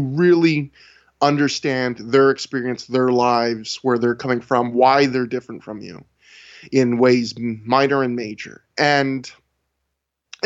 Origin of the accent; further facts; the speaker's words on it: Canada; I'm not even an American. I'm a Canadian